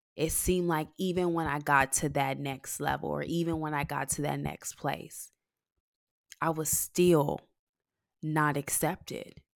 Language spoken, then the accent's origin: English; Texas, United States; accent: thick Texas; my Texas accent